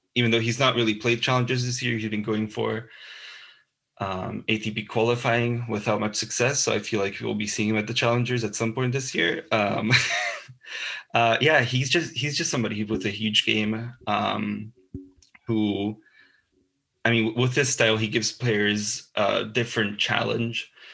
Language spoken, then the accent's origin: English; Bratislava, Bratislava Region, Slovakia; moved away as an adult; now in Glasgow, United Kingdom; I'm from Bratislava, Slovakia. I'm currently studying journalism uh, at the Glasgow Caledonian